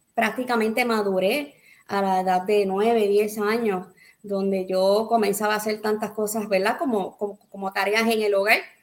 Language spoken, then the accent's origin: Spanish; Arroyo, Puerto Rico; also born or lived in Boston, Massachusetts / Guayama, Puerto Rico; nací en Boston, Massachusetts. Amén. Eh, llegué a Puerto Rico eh, meses de nacida eh, en el pueblo de Arroyo, comencé eh, en el pueblo de Arroyo con mi familia